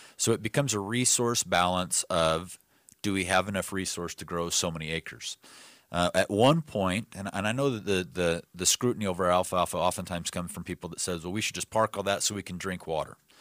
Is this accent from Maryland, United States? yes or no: no; Yuma, Arizona, United States; I grew up in Yuma.